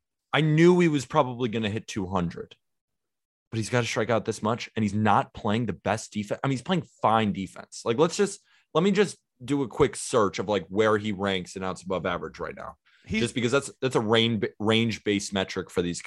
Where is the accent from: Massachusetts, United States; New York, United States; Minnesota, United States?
New York, United States; Staten Island; born there; I was born in Staten Island, New York. My dad was a huge Yankee fan.